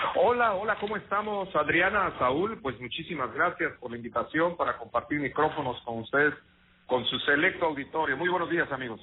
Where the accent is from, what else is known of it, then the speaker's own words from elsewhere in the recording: Mexico; en nuestro país